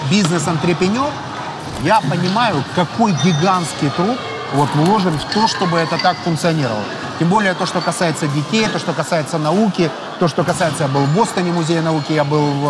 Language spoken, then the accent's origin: Russian; Kyrylivka, Zaporizhzhia Oblast, Ukraine; я в месте, где я вырос, а я вырос в Кирилловке.